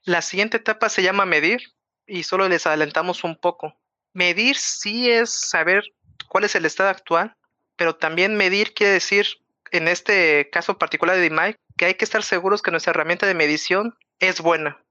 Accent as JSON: {"language": "Spanish", "region": "Mexico City", "country": "Mexico", "said": "que soy de la Ciudad de México"}